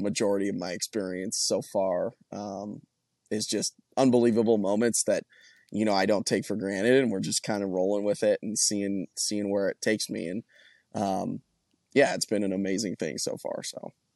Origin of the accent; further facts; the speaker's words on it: Colorado, United States; moved away as an adult; now in Nashville, United States; I'm originally from Colorado